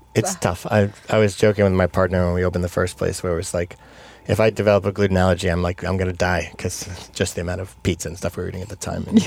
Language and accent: English; New York, United States; moved away; I'm from New York originally. And yeah. I, and I grew up there